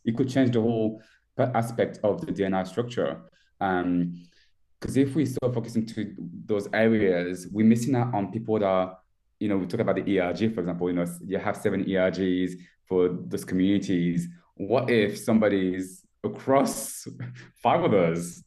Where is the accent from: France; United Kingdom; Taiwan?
France; moved away as an adult; I was born and raised in France. I moved here um, 12 years ago. So I was pretty much 18 on my own as a au pair